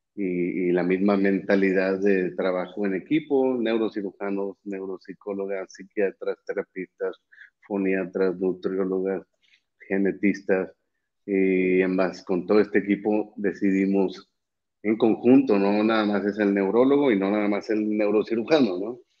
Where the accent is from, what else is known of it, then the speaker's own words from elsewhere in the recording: Monterrey, Nuevo León, Mexico; also born or lived in Mexico City / Florida; soy de México, de Monterrey específicamente